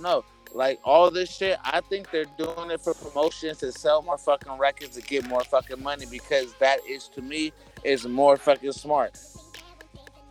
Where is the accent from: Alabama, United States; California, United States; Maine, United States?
California, United States; Oakland; I'm from East Oakland, California